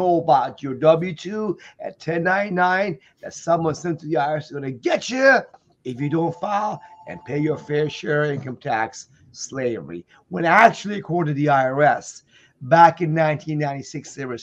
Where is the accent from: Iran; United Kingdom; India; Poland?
Iran; now in United States; I'm an immigrant from Iran who came here in 1977